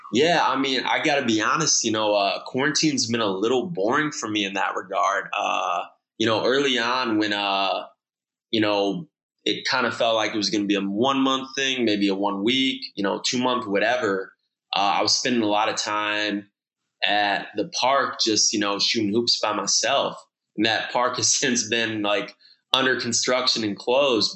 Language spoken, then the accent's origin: English; Okemos, Michigan, United States; I grew up in Okemos, Michigan. Uh, it's right outside of Lansing, Michigan